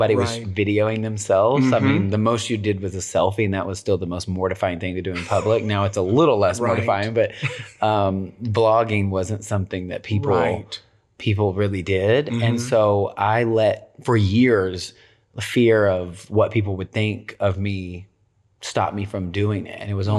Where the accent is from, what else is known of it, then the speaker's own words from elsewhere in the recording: Tennessee, United States; I'm from Tennessee.